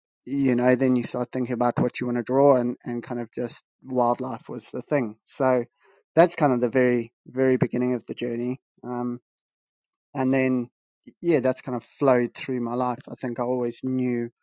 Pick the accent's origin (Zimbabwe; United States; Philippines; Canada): Zimbabwe; Bulawayo; moved away as an adult; I was born and raised in Zimbabwe, lived in the second largest city, Bulawayo, for 18 years.